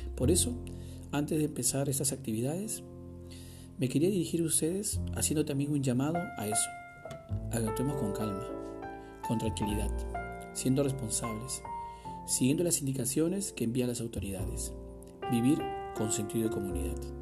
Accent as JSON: {"language": "Spanish", "country": "Peru", "said": "como peruanos y peruanas."}